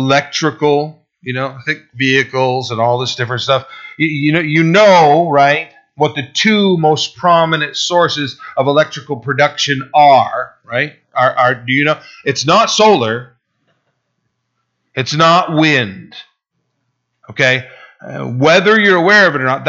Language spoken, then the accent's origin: English; Burlington, Vermont, United States; My hometown, my birthplace, Burlington, Vermont